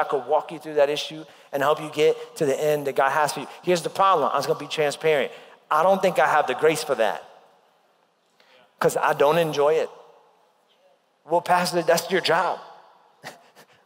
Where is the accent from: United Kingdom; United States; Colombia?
United States; New York; moved away; when I was growing up in New York.